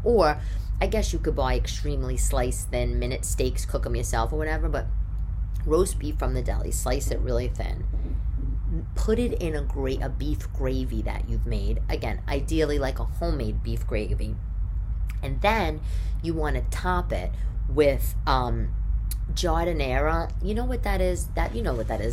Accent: New York City, New York, United States; growing up in New York back in the day

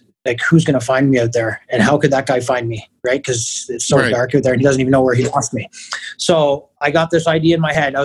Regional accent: Kingston, Ontario, Canada; Born and raised in Kingston, and obviously stayed here to become a firefighter

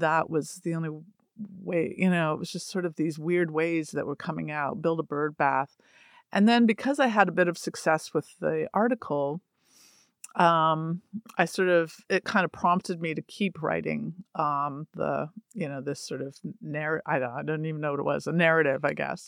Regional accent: Toronto, Ontario, Canada; moved away; I'm from Toronto

